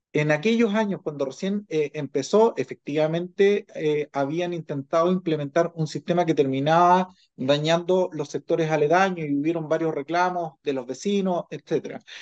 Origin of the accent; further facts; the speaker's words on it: Chile; como sociedad chilena